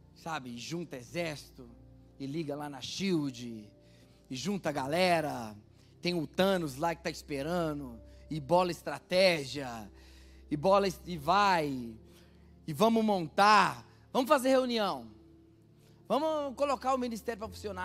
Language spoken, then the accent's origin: Portuguese; Minas Gerais, Brazil; Nós que somos mineiros